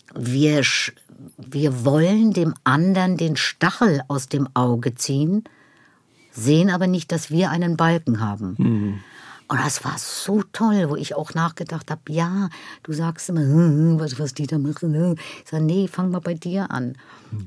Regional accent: Schwerin, Mecklenburg-Vorpommern, Germany; moved away; Ich bin in Schwerin geboren

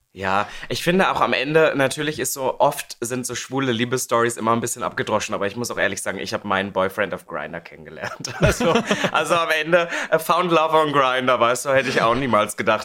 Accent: Halle, Saxony-Anhalt, Germany; in der Stadt, wo ich aufgewachsen bin, Halle Saale

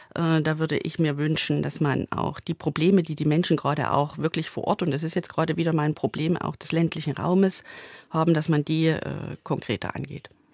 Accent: Plauen, Saxony, Germany; bei uns in Plauen

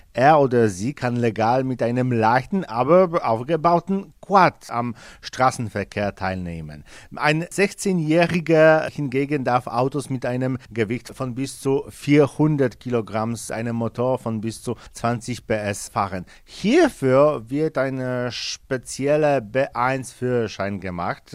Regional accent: Poland; bei uns in Polen

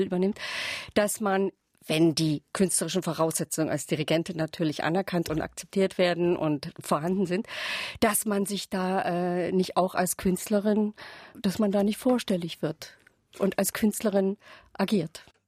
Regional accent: Saxony, Germany; Ich lebe äh, seit sozusagen ein halbes Jahrhundert hier in Sachsen

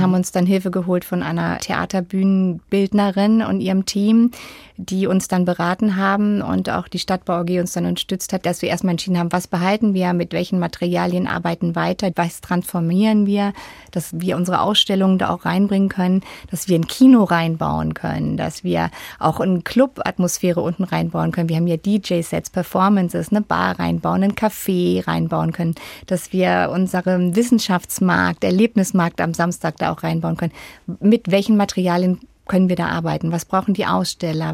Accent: Freiburg im Breisgau, Baden-Württemberg, Germany; In Freiburg im Breisgau.

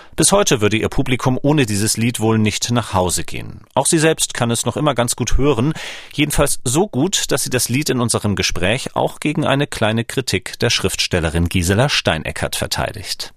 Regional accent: Schleswig-Holstein, Germany; now in Leipzig, Germany; seit siebzehn Jahren Leipziger, geboren neunzehnhundertvierundachtzig in Schleswig-Holstein.

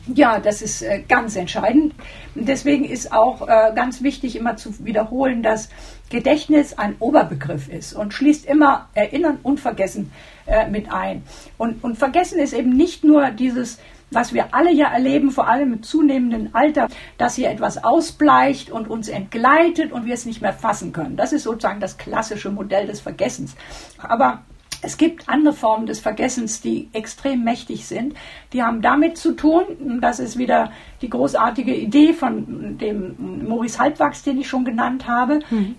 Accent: Germany; wir uns äh, als Deutsche

